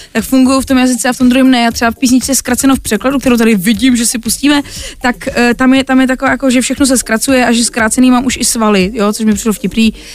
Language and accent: Czech; Těšín region, Moravian-Silesian Region, Czechia; also born or lived in Poland; je to můj můj kraj, je to, protože jsem Polka